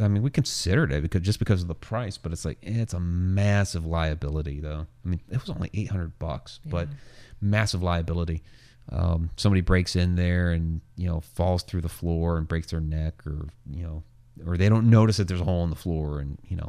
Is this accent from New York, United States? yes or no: no; Ohio, United States; also born or lived in Maryland / Oklahoma; Of course, as a kid growing up on the East, and that's where I had some of my first experiences. Midwest, originally from Ohio and then have lived there in my teens and then, you know, back to Maryland